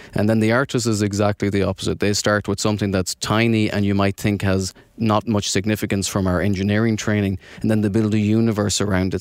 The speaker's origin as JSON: {"language": "English", "country": "Ireland", "accent": "brogue", "moved": "as an adult", "lives_now": "New Jersey, United States", "said": "I'm from Ireland, living in New Jersey the last couple of years"}